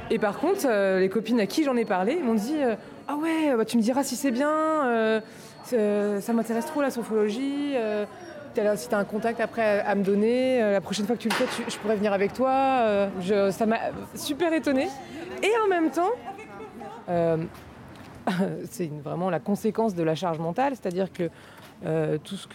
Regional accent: Nantes, Pays de la Loire, France; moved away as an adult; now in Paris, France; je suis pas de, Paris à la base. Je, suis de, je suis de Nantes, enfin banlieue, dans un village, donc je suis née à la campagne. Et en fait, en arrivant à Paris il y a 10 ans

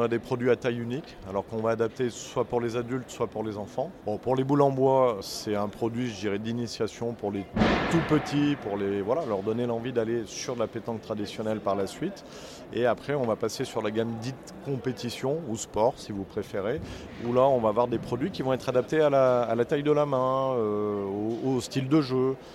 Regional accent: Saint-Étienne, Auvergne-Rhône-Alpes, France; je suis stéphanois

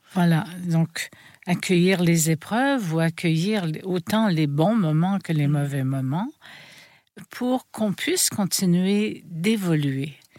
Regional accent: Quebec, Canada; je suis né au Québec

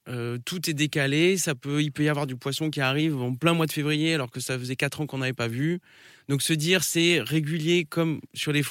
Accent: Bordeaux, Nouvelle-Aquitaine, France; also born or lived in Royan; J'ai un nom breton, mais je suis né à Bordeaux.

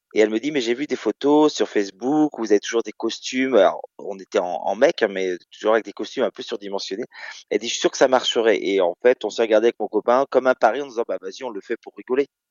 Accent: Caen, Normandy, France; moved away as an adult; also born or lived in Rouen / Paris region; now in Nice, France; Je suis né à Caen en 78

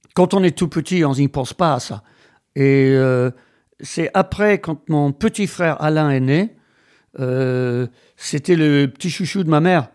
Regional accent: Wales, United Kingdom; French is a second language; moved away as an adult; now in France; j'ai été élevé au Pays de Galles

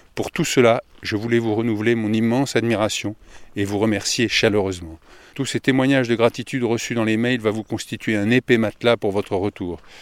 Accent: France; je viens de France

